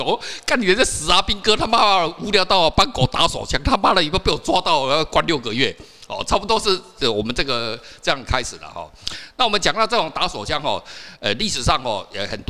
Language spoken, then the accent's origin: Chinese; Kaohsiung, Taiwan; 我小时候住在那个高雄地区嘛，